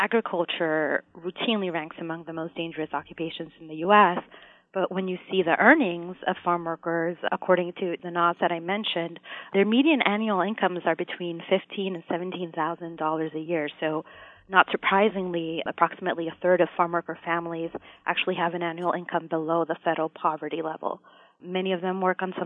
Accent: Puerto Rico; now in United States; I am originally from Puerto Rico

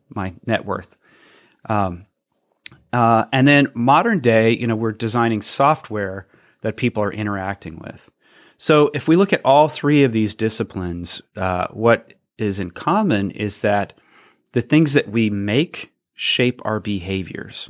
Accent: Athens, Georgia, United States; my hometown, Athens, Georgia

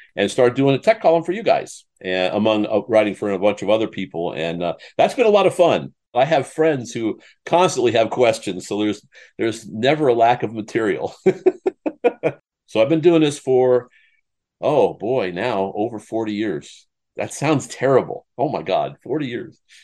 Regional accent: Iowa, United States; I, I grew up in Iowa

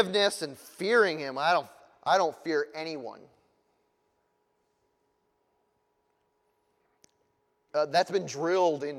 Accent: United States; I'm from America

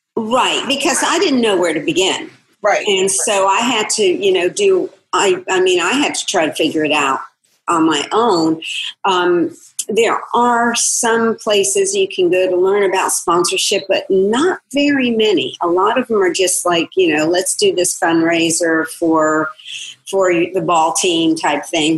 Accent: Florida, United States; my hometown in Florida

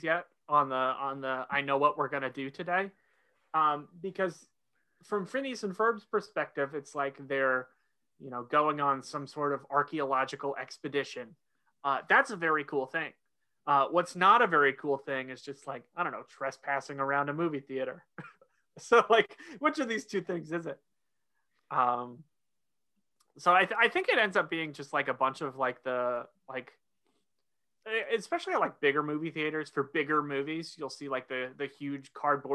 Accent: Oklahoma, United States; moved away as an adult; now in North Carolina, United States; I grew up in Oklahoma, going to school in North Carolina

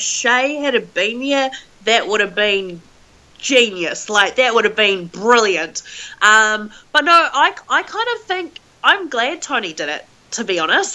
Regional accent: Whangarei, Northland, New Zealand; I come from New Zealand where we don't have snakes and we don't have scorpions

